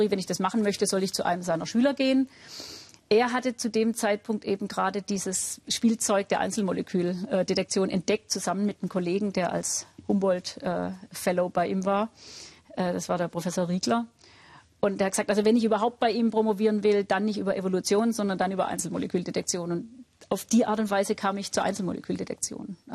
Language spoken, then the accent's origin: German; Baden-Württemberg, Germany; Also ich bin ja auch aus Württemberg stammend, kriegt man immer so ein gewissen pietistischen äh, Grundton